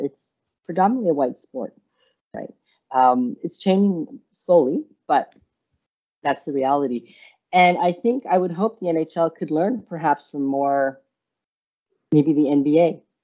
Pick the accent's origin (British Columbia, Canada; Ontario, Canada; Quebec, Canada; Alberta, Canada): Quebec, Canada; Montreal; also born or lived in India; now in Ottawa, Canada; we came to Montreal from India when I was about four